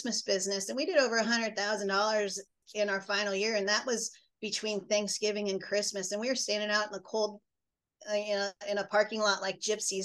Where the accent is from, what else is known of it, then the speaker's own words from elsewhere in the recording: Midwest, United States; as a Midwesterner